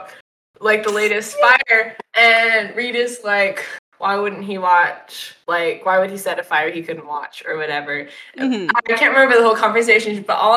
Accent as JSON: {"language": "English", "country": "United States", "accent": "American", "said": "I just don't like to pronounce hard consonants or vowels I am so American. It's just all of my regional dialects."}